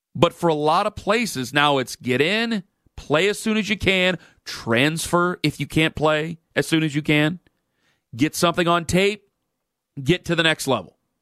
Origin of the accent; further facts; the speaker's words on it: Stark County, Ohio, United States; I'm from Stark County